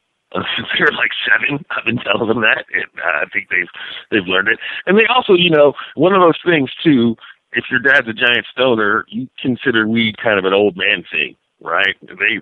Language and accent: English; California, United States; And I say I know I'm from Northern California because I will smoke marijuana around children